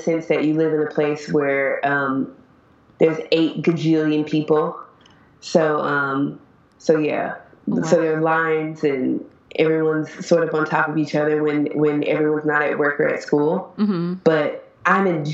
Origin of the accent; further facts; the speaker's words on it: United States; moved away as an adult; now in China; I'm a teacher from America, but I'm actually in China, and I've been in China for about 10 months